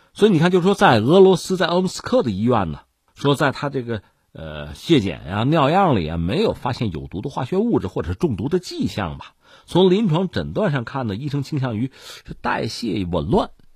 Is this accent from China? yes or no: yes; China; 我们中国人